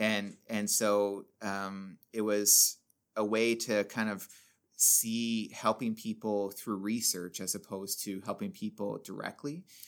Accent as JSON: {"language": "English", "town": "Sundridge", "region": "Ontario", "country": "Canada", "tie": "born or raised there", "said": "I grew up in Sundridge"}